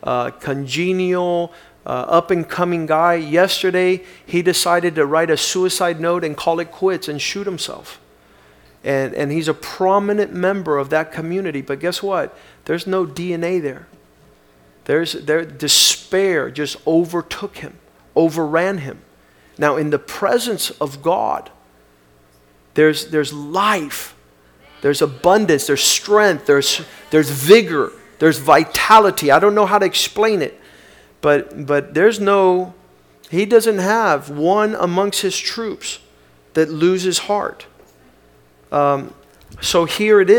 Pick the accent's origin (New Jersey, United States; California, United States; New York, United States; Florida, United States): Florida, United States; South; I grew up here in South Florida